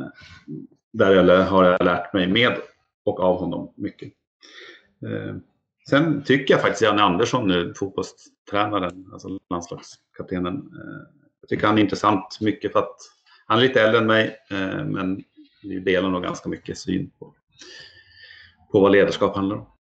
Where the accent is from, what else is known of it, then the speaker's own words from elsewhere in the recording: Umeå, Västerbotten County, Sweden; jag är från Umeå och bor där så har Björklöven varit eh, en stor del av min uppväxt